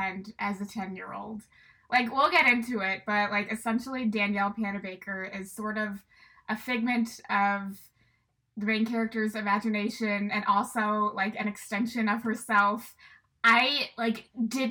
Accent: St. Louis, Missouri, United States; we're from St. Louis

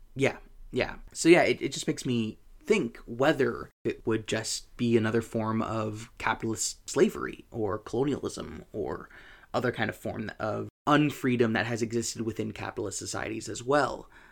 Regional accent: United States

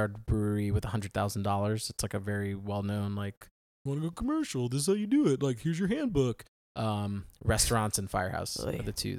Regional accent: United States; my hometown where I grew up is like unusually old for the United States, like 1700s.

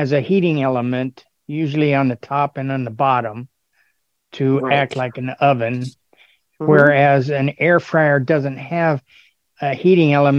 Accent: California, United States; I'm from sunny California

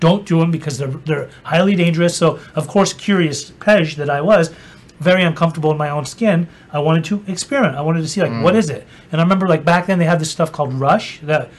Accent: Utah, United States; I grew up in Utah

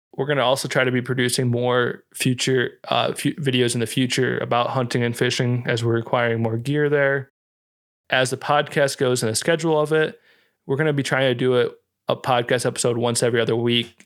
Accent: Iowa, United States; moved away; where we grew up in Iowa

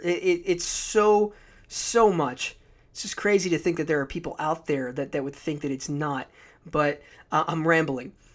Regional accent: United States; I'm an American

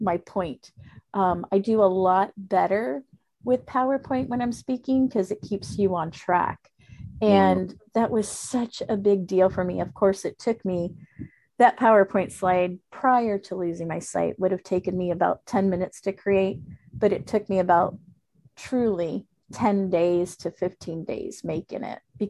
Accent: Florida, United States; first language Spanish; English is a second language

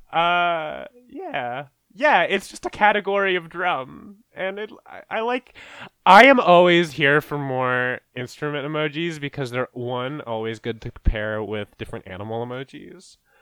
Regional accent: Canada; as a Canadian, which is, like, our country is just, like, almost qu-, just as fucked up

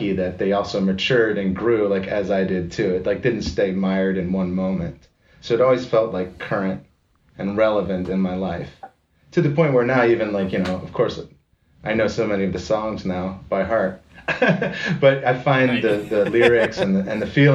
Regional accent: Severna Park, Maryland, United States; moved away; I'm from Severna Park, which is like a Baltimore Annapolis suburb

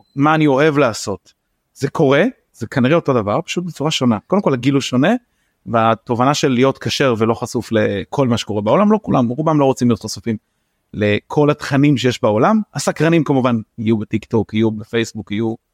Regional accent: Bnei Brak, Tel Aviv District, Israel; born or raised there

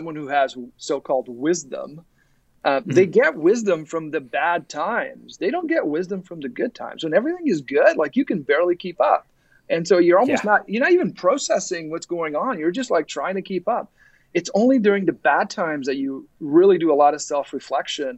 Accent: Ottawa, Ontario, Canada; moved away as an adult; also born or lived in Silicon Valley, United States; now in Toronto, Canada; I grew up in Ottawa, and I went down to the Valley

